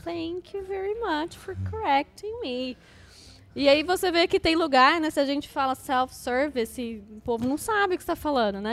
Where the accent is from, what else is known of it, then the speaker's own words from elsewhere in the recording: Brazil; como brasileiro, a gente tende a acrescentar uma sílaba nas palavras em inglês